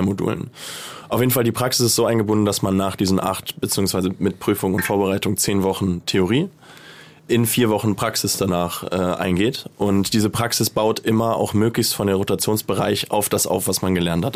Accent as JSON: {"language": "German", "region": "Hamburg", "country": "Germany", "tie": "born or raised there", "also_born_or_lived": "Malta", "moved": "yes", "said": "Ich bin gebürtiger Hamburger"}